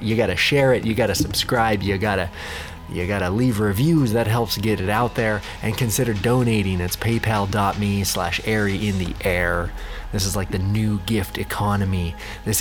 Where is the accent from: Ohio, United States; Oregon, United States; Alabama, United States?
Oregon, United States; Bend; I am born and raised here.